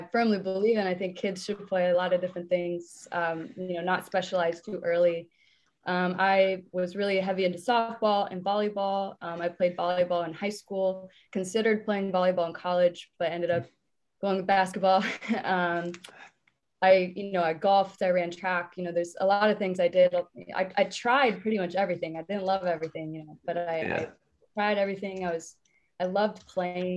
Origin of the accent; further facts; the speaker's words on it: Sioux City, Iowa, United States; where I grew up in Sioux City